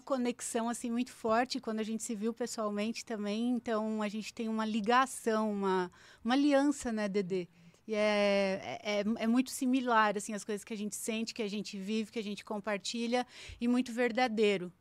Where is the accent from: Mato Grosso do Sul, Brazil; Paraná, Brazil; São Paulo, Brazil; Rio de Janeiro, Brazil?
Paraná, Brazil; eu sou do Paraná, né? Nasci no Paraná. Então, quando eu era pequena, a gente passou por um período de muito aperto financeiro